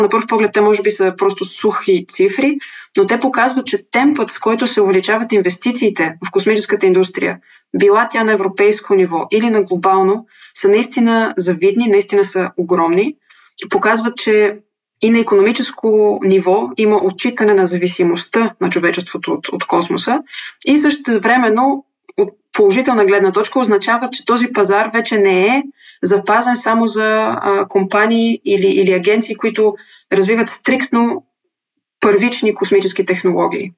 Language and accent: Bulgarian; Bulgaria; съм българка